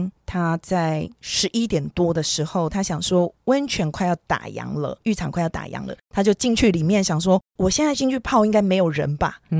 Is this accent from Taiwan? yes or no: yes; Taiwan; 我要跟你报告一下，我没有出卖你哦，我没有说我是台湾人。